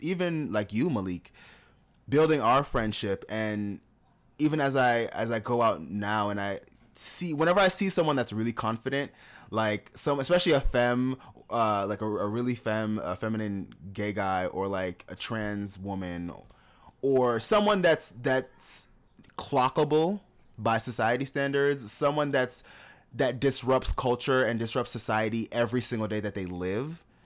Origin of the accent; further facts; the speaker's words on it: South Florida, United States; moved away as an adult; also born or lived in Jamaica / Atlanta; growing up in South Florida